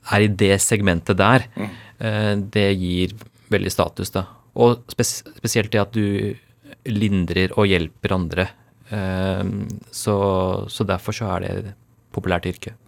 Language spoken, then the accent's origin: Norwegian; Norway; born or raised there; first language Urdu; Norwegian is a second language